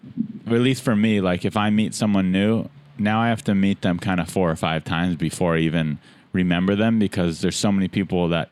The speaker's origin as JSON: {"language": "English", "town": "San Diego", "region": "California", "country": "United States", "also_born_or_lived": "Los Angeles", "moved": "yes", "said": "I'm from San Diego, but I didn't do comedy there."}